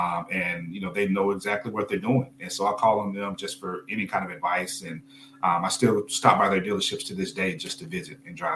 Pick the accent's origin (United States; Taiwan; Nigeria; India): United States; Tennessee; Tennessee area. And so I was able to actually go and work with dealers, you know, 20, 30 minutes from my hometown.